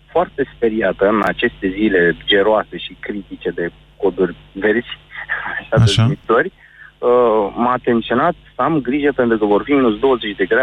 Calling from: Bucharest, Romania; Din București.

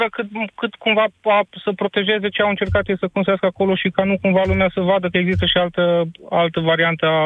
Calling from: Timișoara, Timiș County, Romania; sunt de la Timișoara.

